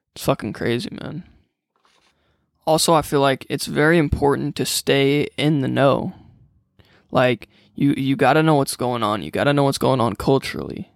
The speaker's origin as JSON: {"language": "English", "town": "Freeport", "region": "Illinois", "country": "United States", "tie": "born or raised there", "said": "born and raised in Freeport, Illinois, about two hours from Chicago"}